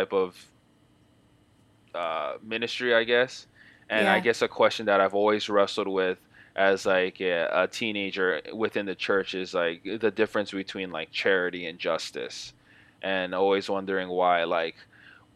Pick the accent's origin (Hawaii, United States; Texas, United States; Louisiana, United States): Hawaii, United States; now in Seattle, United States; growing up in Hawaii in Section 8 housing